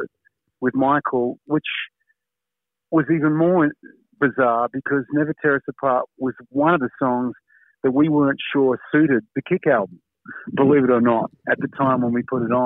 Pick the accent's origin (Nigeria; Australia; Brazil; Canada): Australia; as an Australian